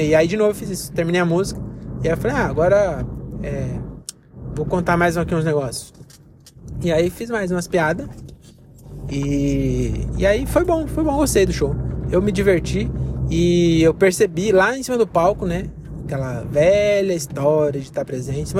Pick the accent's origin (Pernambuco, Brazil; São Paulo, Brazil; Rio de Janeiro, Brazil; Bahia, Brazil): Bahia, Brazil; Eu sou baiano, posso ter autoridade, tem um lugar de fala pra falar.